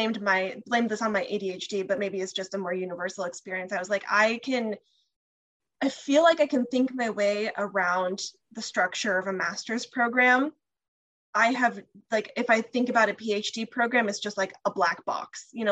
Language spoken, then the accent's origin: English; California, United States; I'm from California.